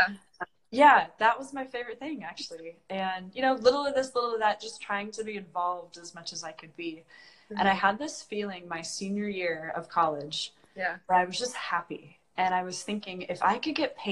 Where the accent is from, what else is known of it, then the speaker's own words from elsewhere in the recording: Washington, United States; moved away; my home state